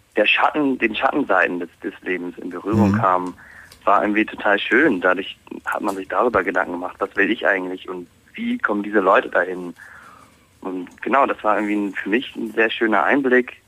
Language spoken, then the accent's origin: German; Hamburg, Germany; also born or lived in Osnabrück; ich komme halt aus Hamburg und bin halt auch in Hamburg aufgewachsen in der Großstadt